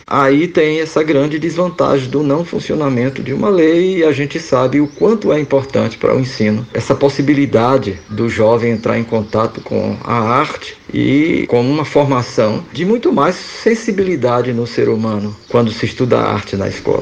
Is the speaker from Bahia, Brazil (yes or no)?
yes; Feira de Santana, Bahia, Brazil; also born or lived in Salvador; Conservatório de Música na cidade de Feira de Santana, onde nasci